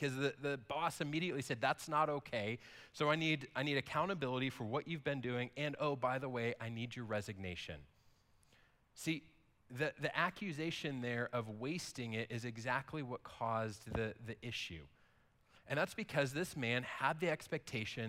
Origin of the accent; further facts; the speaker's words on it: United States; we as an American people